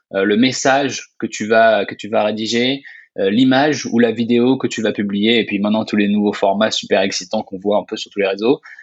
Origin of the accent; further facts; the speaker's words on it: Orléans, Centre-Val de Loire, France; also born or lived in Grenoble / Ottawa, Canada; je suis français, je, suis né à Orléans